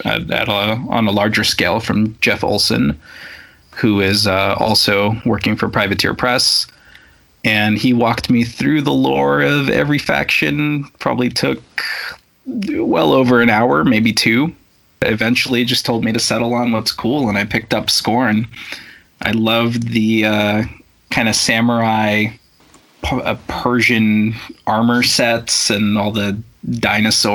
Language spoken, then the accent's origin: English; Russia; moved away; growing up in Russia